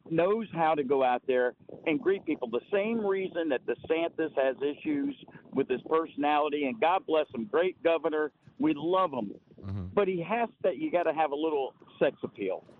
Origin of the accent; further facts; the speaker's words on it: Juno Beach, Florida, United States; moved away as an adult; now in Mobile, Alabama, United States; I was a Juno Beach boy.